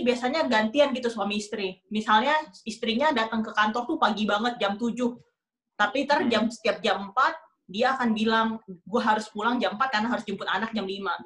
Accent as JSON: {"language": "Indonesian", "town": "Palembang", "region": "South Sumatra", "country": "Indonesia", "moved": "yes", "lives_now": "New York, United States", "said": "Kalau gue kan orang Palembang"}